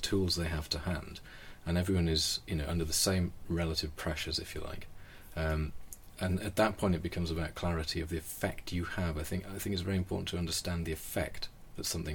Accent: Wales, United Kingdom; I'm Welsh, and that's a very important part of my decision-making as I've grown up, is to go back and live where I grew up and to work there

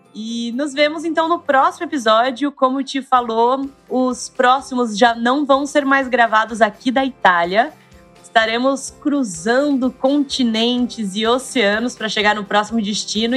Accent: Ribeirão Preto, São Paulo, Brazil; Eu sou de Ribeirão Preto, ali no interior de São Paulo

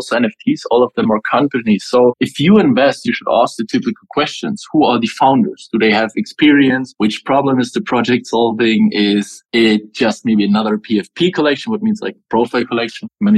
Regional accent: Germany; I'm originally from Germany. I lived in a very small village

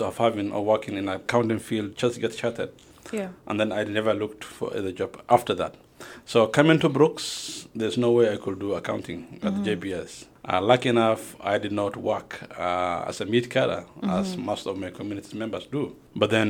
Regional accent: Kenya; born or raised there; moved away as an adult; also born or lived in Somalia

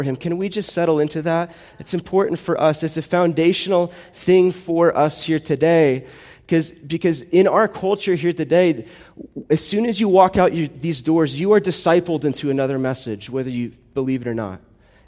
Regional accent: United States; I'm American

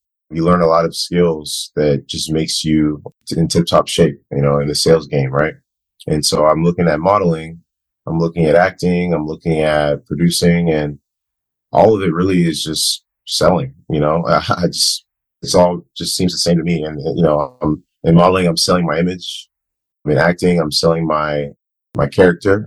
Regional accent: Ghana; also born or lived in Virginia, United States; now in United States; I'm originally from Ghana, Africa. I lived there for the first long period of my life

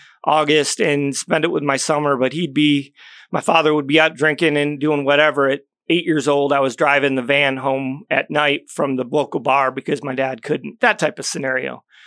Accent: Syracuse, New York, United States; born there; Well, originally I was born in upstate New York, Syracuse area.

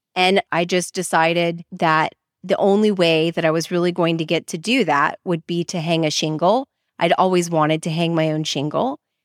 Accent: Dallas, Texas, United States; moved away as an adult; now in New Orleans, United States; I'm from Dallas, Texas originally

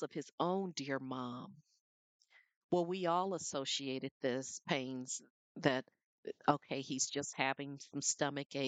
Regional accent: Flint, Michigan, United States; When I was a child growing up in Flint, Michigan

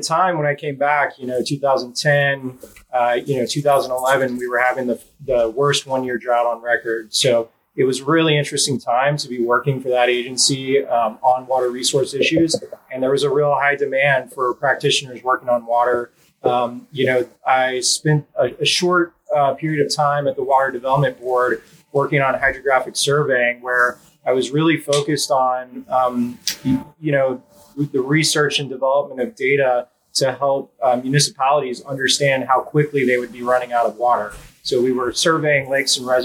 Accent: Texas, United States; moved away as an adult; also born or lived in Northern California; I grew up here in Texas.

